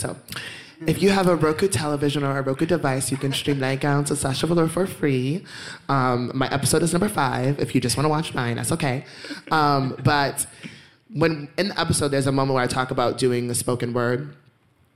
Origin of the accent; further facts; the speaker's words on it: Boston, Massachusetts, United States; I was from Dorchester